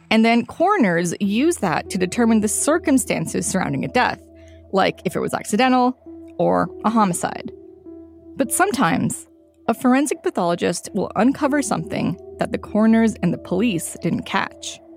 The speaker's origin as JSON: {"language": "English", "town": "Toronto", "region": "Ontario", "country": "Canada", "lives_now": "Vancouver, Canada", "said": "I'm a student from Toronto who just moved to Vancouver."}